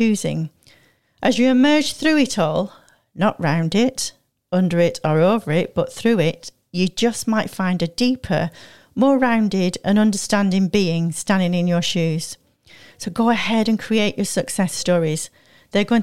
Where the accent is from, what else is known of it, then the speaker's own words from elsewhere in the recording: Manchester, North West England, United Kingdom; moved away; I came from Manchester